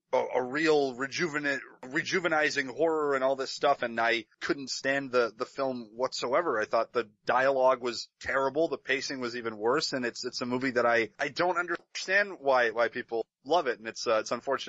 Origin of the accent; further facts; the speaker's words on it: Serbia; now in Canada; definitely Serbian, because that's where I was born. I was born in Serbia, and I have two Serbian parents, so definitely a Serbian that is living in Canada.